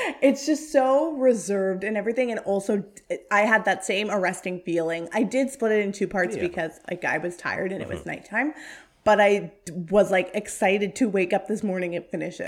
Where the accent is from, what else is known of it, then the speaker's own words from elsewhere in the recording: Canada; born there; I am Canadian. I was born in Canada. I'm my parents are of Indian descent and are from India.